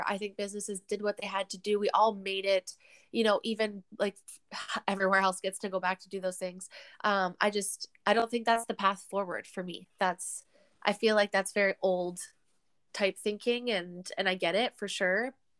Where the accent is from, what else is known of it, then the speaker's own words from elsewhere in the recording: Canada; I would rather just get back to being Canadian and doing these things